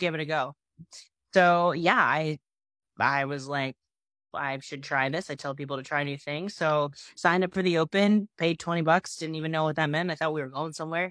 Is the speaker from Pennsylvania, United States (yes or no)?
yes; Pennsylvania, United States; now in Nashville, United States; I'm originally from Pennsylvania